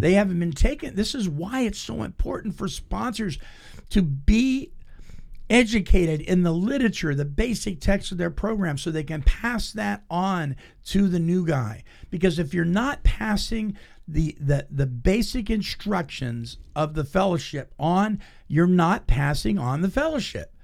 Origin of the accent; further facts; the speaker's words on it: Petaluma, California, United States; my hometown, Petaluma, California